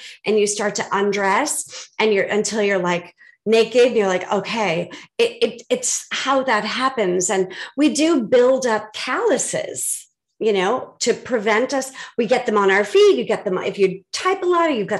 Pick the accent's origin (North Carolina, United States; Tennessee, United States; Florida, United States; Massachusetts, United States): Massachusetts, United States; Boston; I'm from Boston